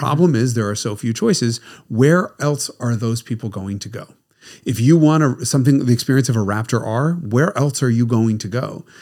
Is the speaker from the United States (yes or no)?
yes; United States; being American